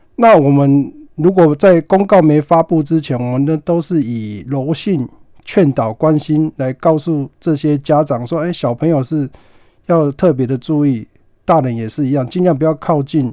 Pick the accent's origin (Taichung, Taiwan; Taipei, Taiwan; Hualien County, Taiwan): Hualien County, Taiwan; Qixingtan fishing village; 我住在七星潭的渔村长大